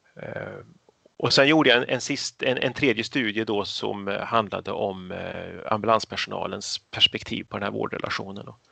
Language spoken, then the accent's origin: Swedish; Karlstad, Värmland, Sweden; moved away as an adult; now in Katrineholm, Sweden; jag har bott lika lång tid här som i stan jag växte upp i Karlstad i Värmland